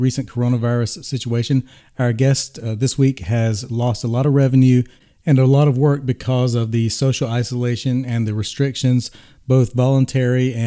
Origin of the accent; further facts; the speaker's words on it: Wilmington, North Carolina, United States; my hometown of Wilmington, North Carolina